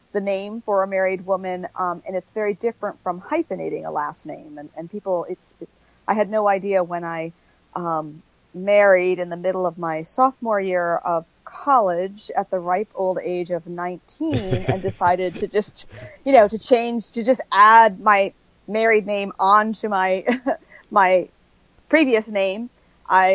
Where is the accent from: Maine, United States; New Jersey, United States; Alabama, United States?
Maine, United States; also born or lived in Buffalo, New York / Central Virginia; now in Virginia, United States; I grew up in the Northeast. I grew up in Maine and then moved to Buffalo, New York and came to Virginia when I took the job at Liberty University